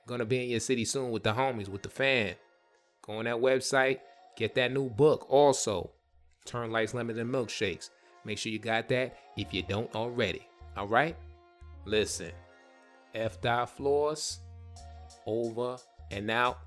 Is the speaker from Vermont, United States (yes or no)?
no; New York, United States; I grew up in the Bronx, New York